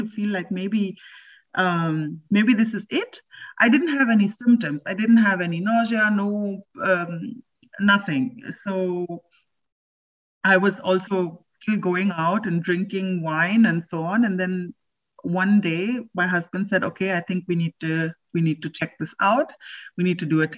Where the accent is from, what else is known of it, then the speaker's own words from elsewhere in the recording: India; now in Berlin, Germany; I am from India.